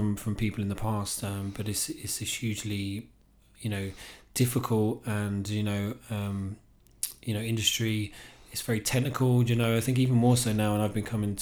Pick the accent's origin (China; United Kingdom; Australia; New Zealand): United Kingdom; England; accent: English; now in Ireland; we were known as the Irish family in England. I came here and it's obviously you're the English guy, you've got the English accent.